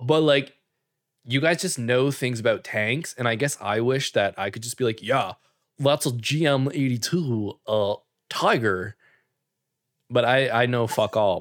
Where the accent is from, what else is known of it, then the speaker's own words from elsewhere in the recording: Canada; us being Canadian